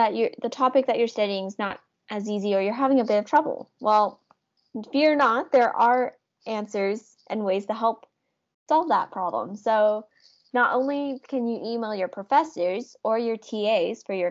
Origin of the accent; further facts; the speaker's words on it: Ontario, Canada; now in Halifax, Canada; I am from Ontario